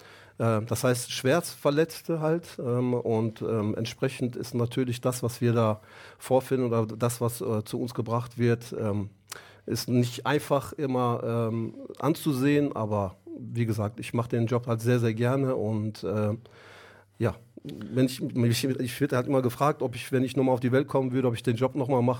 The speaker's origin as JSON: {"language": "German", "country": "Germany", "tie": "born or raised there", "said": "ich bin 49 Jahre alt, äh, bin hier in Deutschland geboren. Meine Eltern kommen ursprünglich aus der Türkei, aus dem Osten der Türkei."}